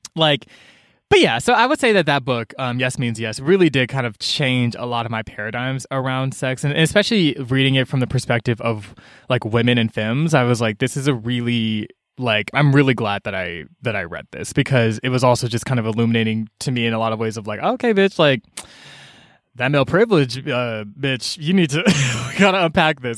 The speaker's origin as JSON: {"language": "English", "town": "Atlanta", "region": "Georgia", "country": "United States", "tie": "born or raised there", "said": "I grew up in Georgia"}